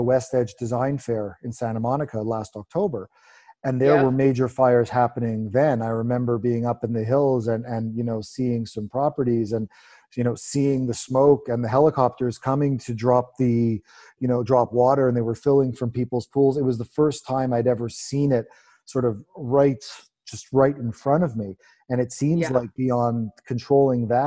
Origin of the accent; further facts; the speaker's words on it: Montreal, Quebec, Canada; Montreal, my hometown